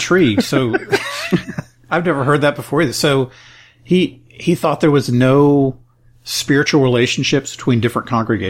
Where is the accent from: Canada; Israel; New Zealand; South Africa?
South Africa; So, but I'm a guy from South Africa who's never heard of the church.